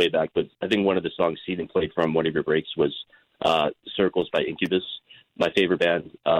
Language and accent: English; Chicago, Illinois, United States; I'm from Chicago